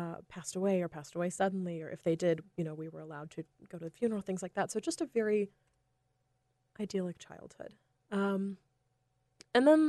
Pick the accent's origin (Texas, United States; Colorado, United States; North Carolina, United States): North Carolina, United States; I grew up in North Carolina